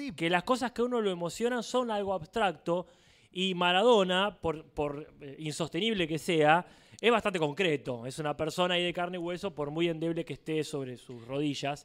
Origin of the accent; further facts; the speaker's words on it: Argentina; yo soy de Argentina